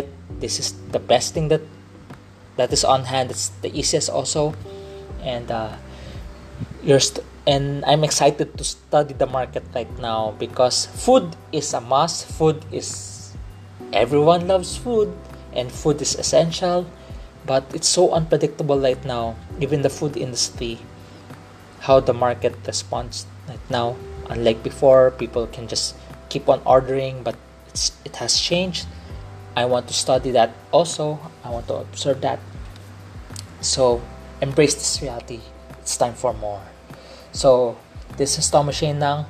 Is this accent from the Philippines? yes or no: yes; Philippines; I'm a Filipino. I'm a Filipino of Chinese descent